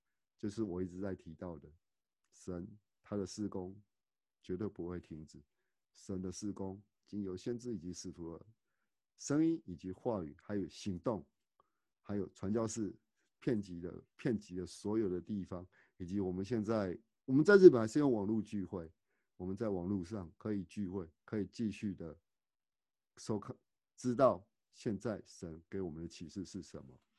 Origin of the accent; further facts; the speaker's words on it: Tainan, Taiwan; born there; now in Taichung, Taiwan; 像我跟刘子怡，我们都是属于我们都是东台南出生的哦